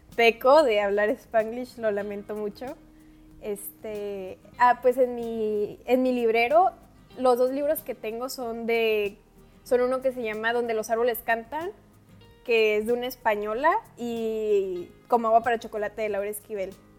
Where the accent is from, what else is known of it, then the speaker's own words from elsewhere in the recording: Baja California, Mexico; soy baja californiana